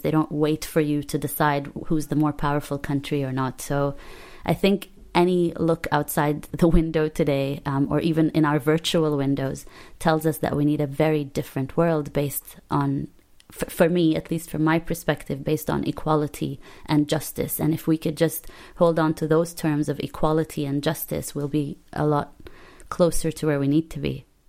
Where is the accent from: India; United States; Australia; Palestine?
Palestine; English is a second language; moved away